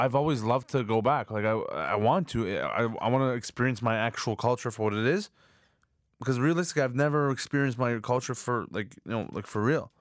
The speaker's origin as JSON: {"language": "English", "town": "Markham", "region": "Ontario", "country": "Canada", "tie": "born or raised there", "said": "I was born in Canada."}